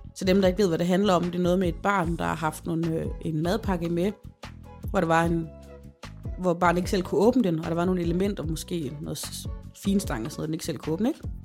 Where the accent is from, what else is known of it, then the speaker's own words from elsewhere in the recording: Holme, Denmark; now in Aalborg, Denmark; Holme, hvor jeg kommer fra